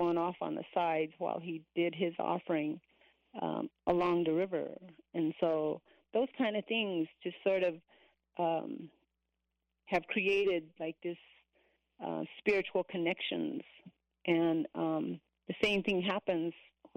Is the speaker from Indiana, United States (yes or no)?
no; Cameron, Arizona, United States; I am from Cameron.